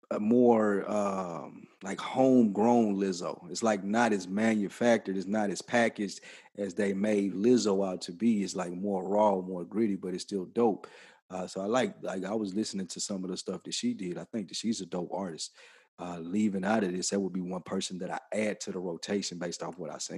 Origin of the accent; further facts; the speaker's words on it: New York City, New York, United States; I'm from Brooklyn.